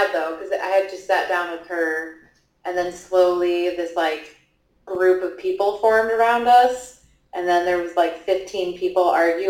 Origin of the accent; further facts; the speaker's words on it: Iowa, United States; moved away as an adult; also born or lived in Minnesota; Because I grew up here in Iowa, but left at 18 to go to school in Minnesota.